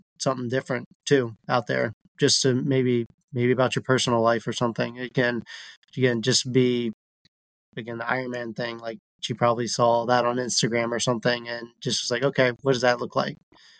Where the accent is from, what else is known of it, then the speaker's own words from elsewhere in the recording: Newport News, Virginia, United States; I'm from Newport News too. So again, my family's here.